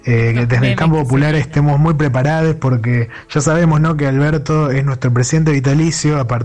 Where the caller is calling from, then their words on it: La Plata, Buenos Aires Province, Argentina; Hola Caricias … de La Plata.